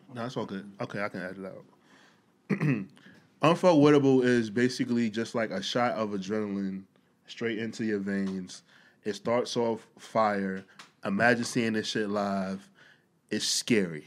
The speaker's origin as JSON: {"language": "English", "town": "New York City", "region": "New York", "country": "United States", "said": "I'm a New Yorker"}